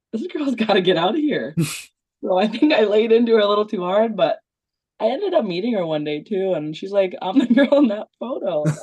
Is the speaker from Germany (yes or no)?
no; Western Canada, Canada; I think we're pretty tough from Western Canada. I'd vouch for us.